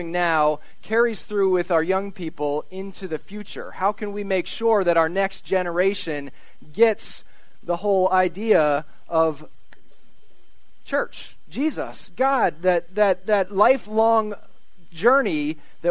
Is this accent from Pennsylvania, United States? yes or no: yes; Shippensburg, Pennsylvania, United States; as a Shippensburg native